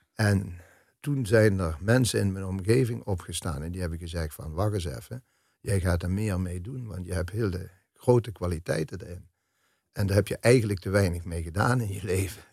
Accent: Melick, Limburg, Netherlands; moved away as an adult; also born or lived in Amsterdam; met de fanfaren van Melik dan, waar ik opgegroeid ben

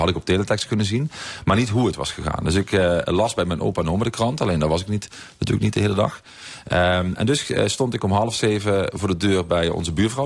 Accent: Heerlen, Limburg, Netherlands; in mijn eigen zes wegen waar ik ben opgegroeid

